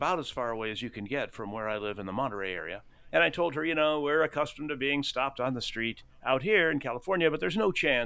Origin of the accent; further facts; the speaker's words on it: Rome, Lazio, Italy; moved away; I was born in Rome